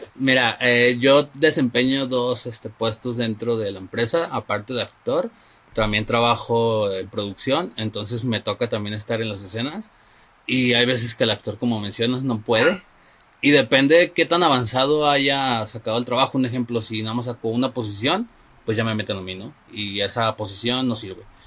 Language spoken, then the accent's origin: Spanish; Guadalajara, Jalisco, Mexico; la ciudad de donde yo soy